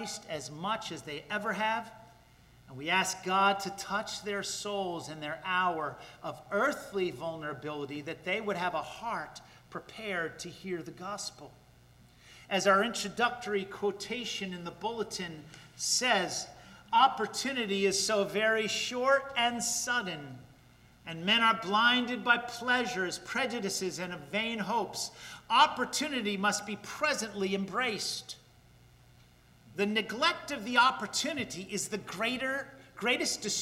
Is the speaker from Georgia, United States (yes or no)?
no; Paterson, New Jersey, United States; my hometown of Paterson, New Jersey